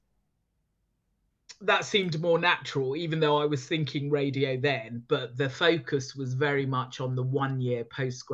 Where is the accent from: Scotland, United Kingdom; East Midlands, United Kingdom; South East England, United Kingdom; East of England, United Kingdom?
East of England, United Kingdom; Luton; moved away; also born or lived in Preston / Birmingham / London; I slowly moving back down the country because I was born in Luton